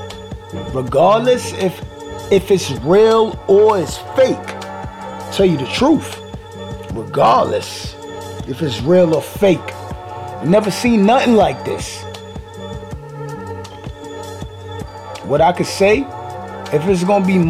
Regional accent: New York City, New York, United States; I'm from Brooklyn.

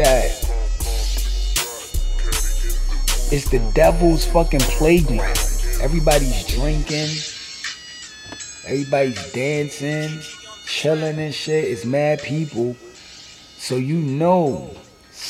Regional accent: New York City, New York, United States; I'm from Brooklyn, too

